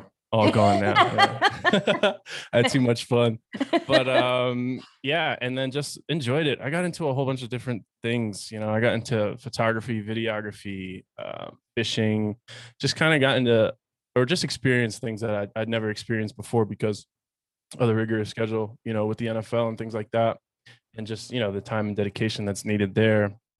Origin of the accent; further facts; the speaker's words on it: Pennsylvania, United States; You know, I'm originally from Pennsylvania. So, city kid, concrete jungle, I guess you could say, outside of Philadelphia.